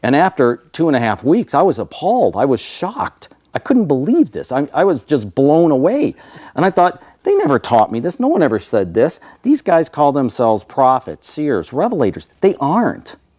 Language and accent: English; Michigan, United States; moved away; I was born and raised in Michigan back east